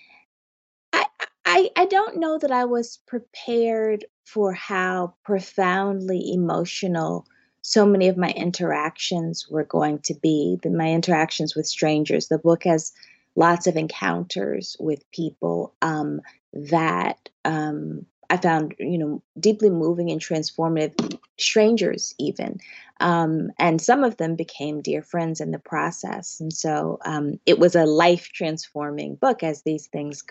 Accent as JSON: {"language": "English", "region": "Northeast", "country": "United States", "tie": "born or raised there", "also_born_or_lived": "the South, United States", "said": "being born in the South, having my family be in the South and growing up in the Northeast"}